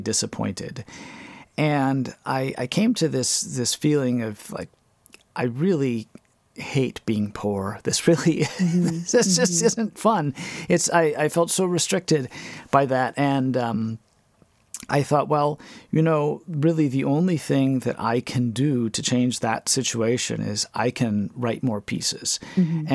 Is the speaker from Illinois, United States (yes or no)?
no; Wales, Wisconsin, United States; I grew up in Wales, Wisconsin